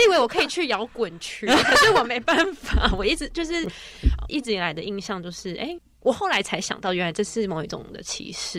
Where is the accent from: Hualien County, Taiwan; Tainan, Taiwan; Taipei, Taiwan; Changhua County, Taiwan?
Taipei, Taiwan; 我是在台北长大的